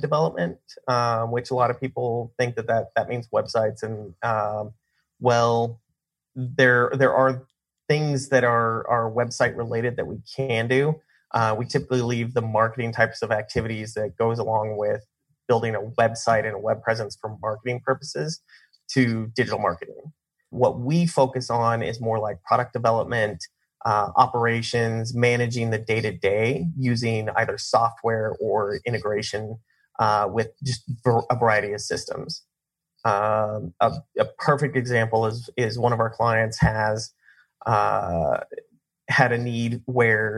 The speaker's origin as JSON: {"language": "English", "region": "Colorado", "country": "United States", "tie": "born or raised there", "also_born_or_lived": "Kansas / Nashville, Tennessee", "moved": "as an adult", "lives_now": "Arizona, United States", "said": "I grew up in Colorado"}